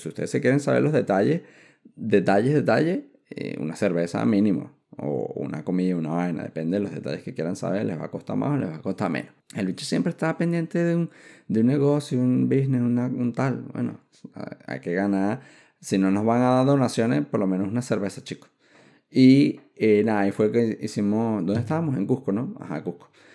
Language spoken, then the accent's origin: Spanish; Venezuela; moved away; yo salí de Venezuela como para ir a regresarme a, vivir a Colombia.